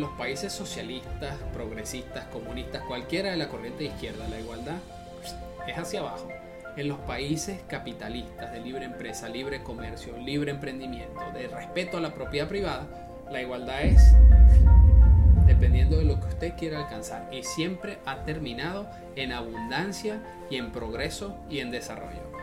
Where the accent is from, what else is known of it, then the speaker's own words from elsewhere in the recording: Venezuela; moved away; yo vengo de un país socialista, yo soy de Venezuela